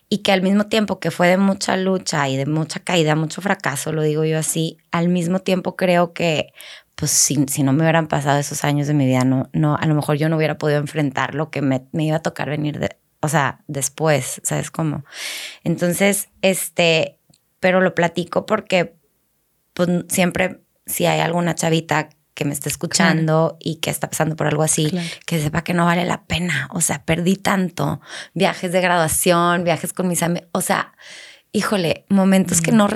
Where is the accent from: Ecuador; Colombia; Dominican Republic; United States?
United States; Laredo, Texas; born there; nací en Laredo